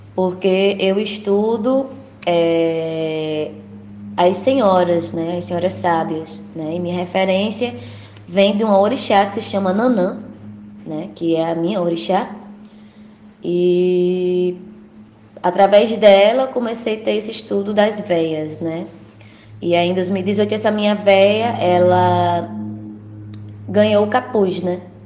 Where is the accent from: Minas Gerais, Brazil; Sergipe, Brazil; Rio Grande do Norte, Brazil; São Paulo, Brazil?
Rio Grande do Norte, Brazil; São José do Campestre; now in Natal, Brazil; Eu vim do, do interior do estado, do Agreste Potiguar, eu sou de São José do Campestre.